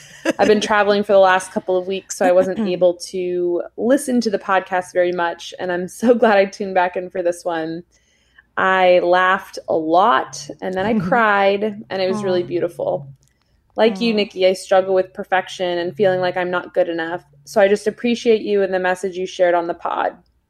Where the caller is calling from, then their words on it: Sacramento, California, United States; from Sacramento.